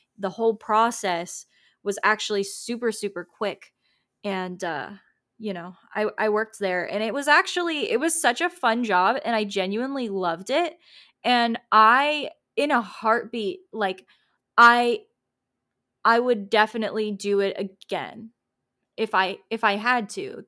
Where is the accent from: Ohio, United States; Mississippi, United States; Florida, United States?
Florida, United States; Tampa; I'm from Tampa